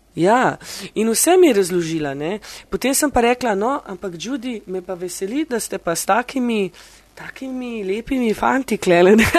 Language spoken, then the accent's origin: Slovenian; Slovenia; moved away as an adult; now in London, United Kingdom